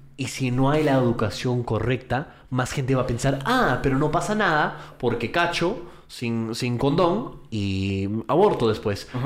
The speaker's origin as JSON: {"language": "Spanish", "country": "United States", "tie": "born or raised there", "moved": "yes", "said": "yo crecí en los Estados Unidos, entonces viví ahí durante 17 años de mi vida"}